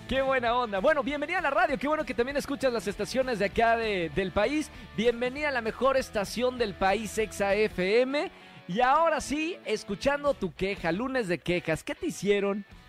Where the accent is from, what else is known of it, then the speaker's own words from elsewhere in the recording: Mexico; nosotros los mexicanos